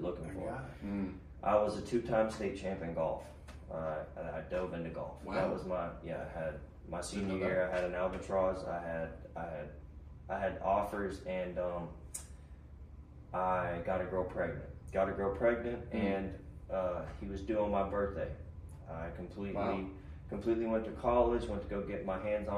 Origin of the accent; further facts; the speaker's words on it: Appalachian Mountains, Virginia, United States; moved away as an adult; also born or lived in Florida; I did as a kid growing up. I'm from the Appalachian Mountains. Okay, I'm from Virginia